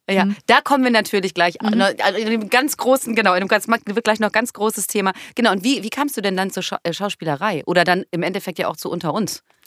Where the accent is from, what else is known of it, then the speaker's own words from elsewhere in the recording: Duisburg, North Rhine-Westphalia, Germany; Ich komme aus Duisburg